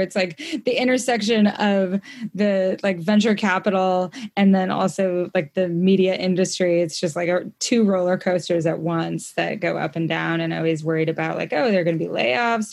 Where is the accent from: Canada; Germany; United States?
United States; Idaho; also born or lived in Brooklyn, New York; now in Montana, United States; I grew up in Idaho